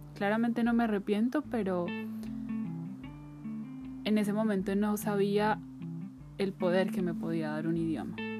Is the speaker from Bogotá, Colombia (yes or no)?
yes; Bogotá, Colombia; moved away as an adult; trabajar fuera de mi ciudad natal, que es Bogotá